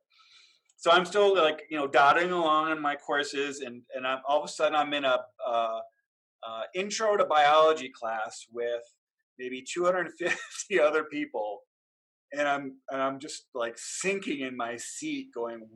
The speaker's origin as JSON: {"language": "English", "town": "Cleveland Heights", "region": "Ohio", "country": "United States", "tie": "born or raised there", "said": "I grew up in Cleveland Heights, Ohio, which is a near eastern suburb of Cleveland"}